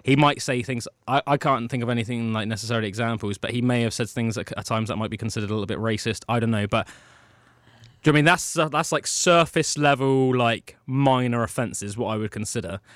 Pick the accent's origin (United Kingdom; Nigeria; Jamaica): United Kingdom; We understand as British citizens